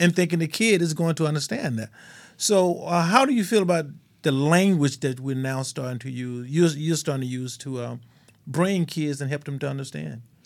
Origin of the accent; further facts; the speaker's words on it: Mississippi, United States; I grew up in Mississippi. We just dirt poor